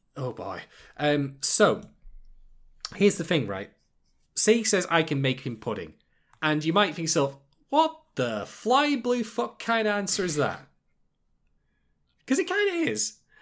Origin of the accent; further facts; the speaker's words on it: England, United Kingdom; I am an Englishman